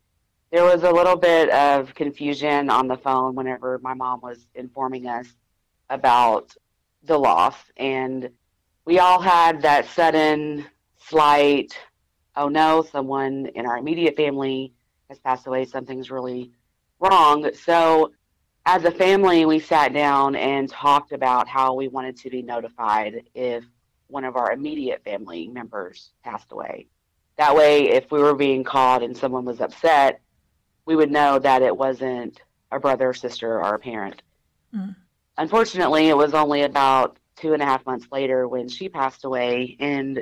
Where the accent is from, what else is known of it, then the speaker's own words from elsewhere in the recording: Louisiana, United States; moved away as an adult; also born or lived in Arkansas; I grew up in Louisiana, but 15 years ago, I moved to Arkansas